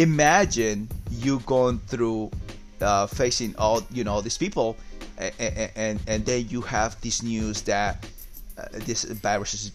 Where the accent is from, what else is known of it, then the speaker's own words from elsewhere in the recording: Peru; moved away; I'm from Peru